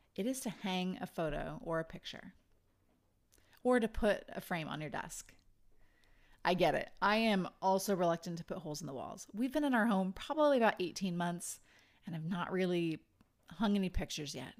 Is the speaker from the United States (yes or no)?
yes; Idaho, United States; moved away; I'm from Idaho